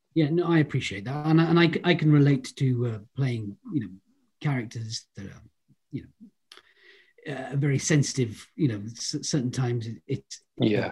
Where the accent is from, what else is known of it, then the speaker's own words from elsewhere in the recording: Holyhead, Wales, United Kingdom; I'm from Holyhead